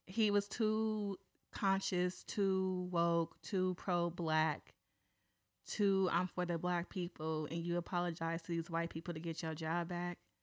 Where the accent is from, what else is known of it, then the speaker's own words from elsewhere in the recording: San Pablo, California, United States; I'm from San Pablo